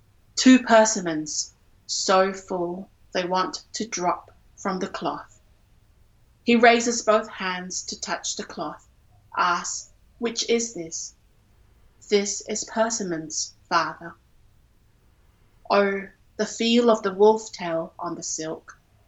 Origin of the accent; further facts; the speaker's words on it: Singapore; I grew up in Singapore, and I had to learn Chinese up to the point, I think until I was 16.